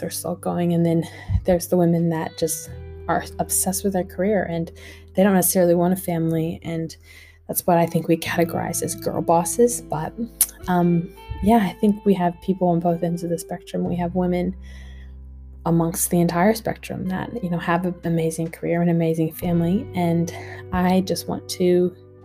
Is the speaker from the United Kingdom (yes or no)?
no; United States; now in Australia; I am an American girl living in Australia